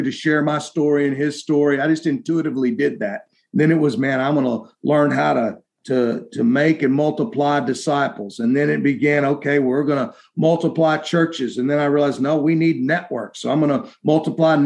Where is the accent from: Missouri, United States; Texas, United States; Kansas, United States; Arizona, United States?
Texas, United States; being a Texan